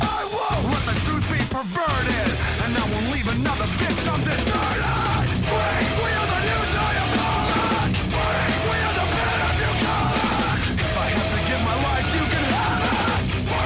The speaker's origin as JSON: {"language": "English", "region": "Iowa", "country": "United States", "tie": "born or raised there", "said": "Growing up in Iowa"}